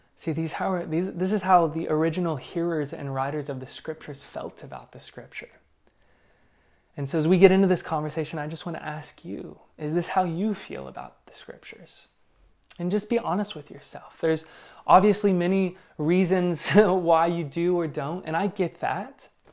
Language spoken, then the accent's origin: English; Northern Kentucky, Southern Indiana, United States; moved away; I'm from Southern Indiana, Northern Kentucky